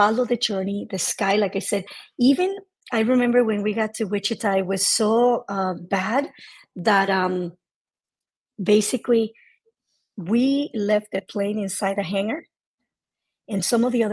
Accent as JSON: {"language": "English", "country": "Mexico", "said": "I am 100% Mexican"}